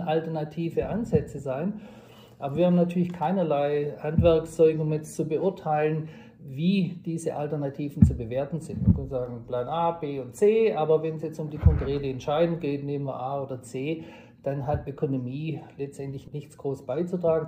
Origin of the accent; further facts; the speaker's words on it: southwest Germany, Germany; moved away as an adult; also born or lived in Tübingen / Stanford; now in Bayreuth, Germany; Ich komme ursprünglich aus dem Südwesten der Republik